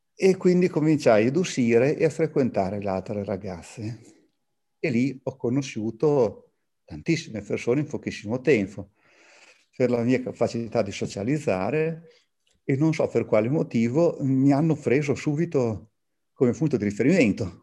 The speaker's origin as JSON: {"language": "Italian", "town": "Bologna", "region": "Emilia-Romagna", "country": "Italy", "said": "sono bolognese"}